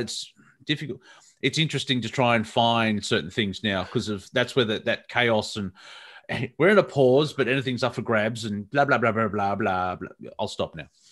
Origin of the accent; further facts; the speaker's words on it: Melbourne, Victoria, Australia; the suburb that I grew up here in Melbourne, Box Hill